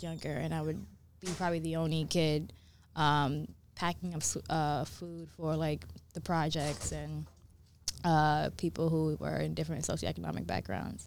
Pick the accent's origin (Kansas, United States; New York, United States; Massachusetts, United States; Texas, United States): New York, United States; New York City; also born or lived in Brooklyn; now in Los Angeles, United States; I was raised in New York, raised in the Bronx, uh, and then I moved to Brooklyn.